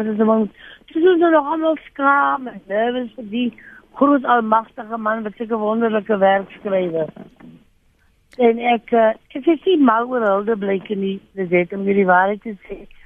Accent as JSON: {"language": "Afrikaans", "town": "Upington", "region": "Northern Cape", "country": "South Africa", "moved": "yes", "said": "Ek ken die Karoo, ek is van Appington oorspronklik."}